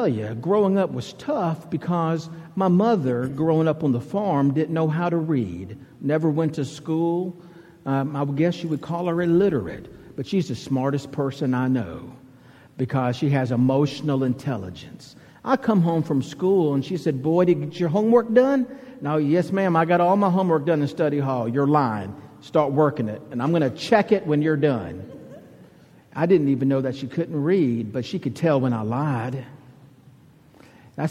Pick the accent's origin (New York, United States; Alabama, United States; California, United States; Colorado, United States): Alabama, United States; accent: southern; now in Redondo Beach, United States; growing up in Alabama, my mother was a country girl from Chilton County, Alabama